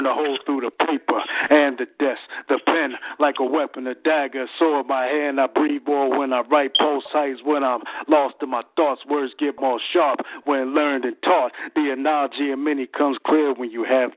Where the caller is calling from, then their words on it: Philadelphia, Pennsylvania, United States; I'm calling from Philadelphia, PA.